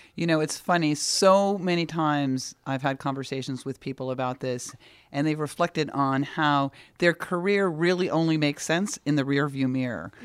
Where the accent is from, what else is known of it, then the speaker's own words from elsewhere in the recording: New York City, New York, United States; As a New Yorker